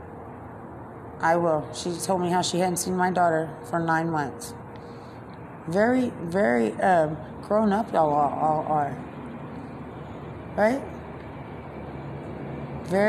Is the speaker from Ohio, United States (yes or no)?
no; San Antonio, Texas, United States; growing up in San Antonio